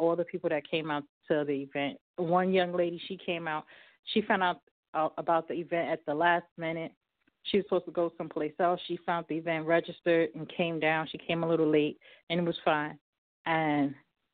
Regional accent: New York, United States; I'm from New York

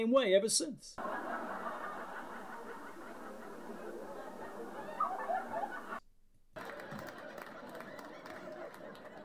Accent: New York City, New York, United States; growing up in Brooklyn

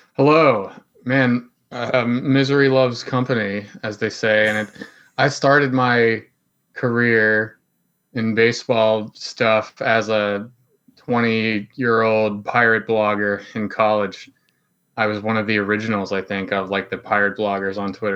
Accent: Plum, Pennsylvania, United States; I grew up in Plumborough, P

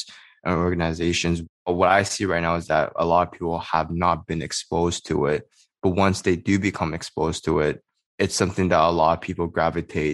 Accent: Canada; Growing up in Canada as a Chinese Canadian

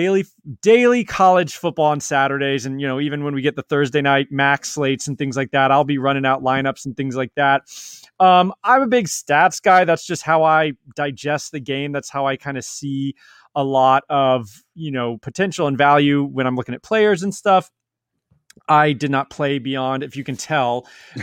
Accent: the South, United States; me growing up in the South as well

